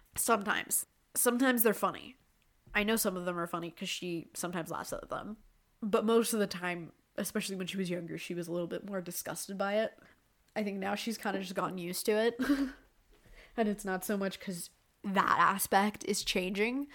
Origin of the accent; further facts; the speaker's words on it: Canada; I'm Canadian